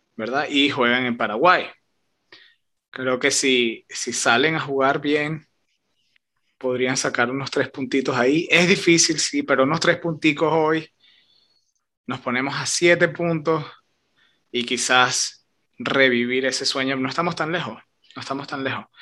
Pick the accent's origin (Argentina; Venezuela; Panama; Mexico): Venezuela; de donde somos nosotros, de Venezuela